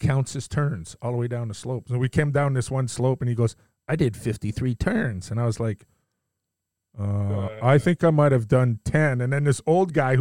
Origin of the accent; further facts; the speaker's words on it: Saint-Hubert, Quebec, Canada; when I grew up in Quebec, we played for this little, our town, Saint-Hubert